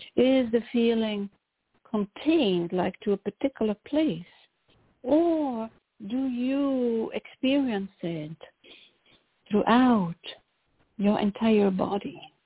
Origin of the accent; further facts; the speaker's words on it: Brussels, Brussels-Capital Region, Belgium; moved away as an adult; also born or lived in London; now in Chicago, United States; I, I was born in Brussels